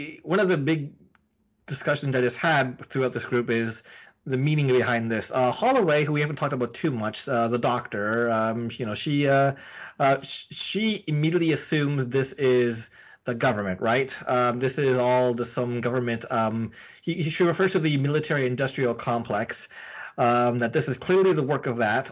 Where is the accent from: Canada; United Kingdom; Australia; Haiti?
Canada